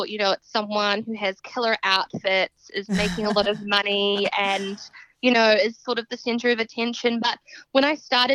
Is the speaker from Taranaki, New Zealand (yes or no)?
no; Southbridge, Canterbury, New Zealand; moved away as an adult; now in Australia; I am a Kiwi from actually a really small rural town in New Zealand called Southbridge, and then we moved to the city.